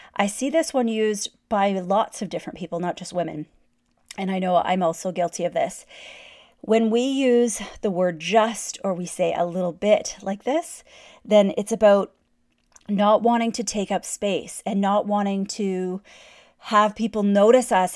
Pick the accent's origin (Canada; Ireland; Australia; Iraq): Canada; I'm Canadian